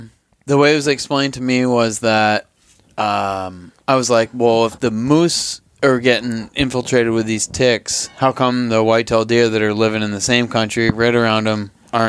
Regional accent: Vermont, United States; moved away; where I grew up in Vermont.

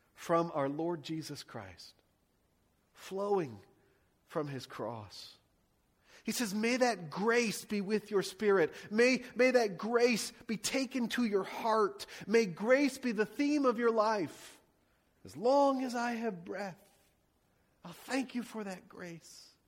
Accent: United States; I love being an American

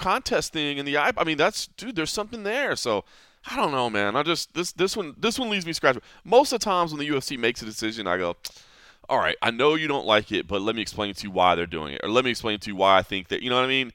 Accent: Texas, United States; moved away; my home state of Texas

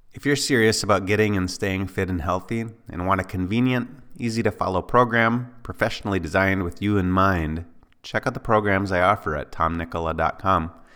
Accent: Ely, Minnesota, United States; my hometown of Ely, Minnesota

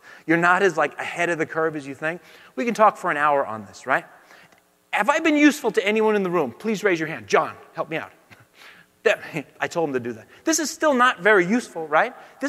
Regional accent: California, United States; I'm from the Bay Area, so legally I have to be a Democrat or they kick you out, right?

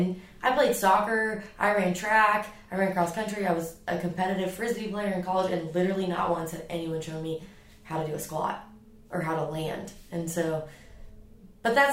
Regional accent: Dubai, United Arab Emirates; moved away; I grew up in Dubai, where it is 100 plus degrees

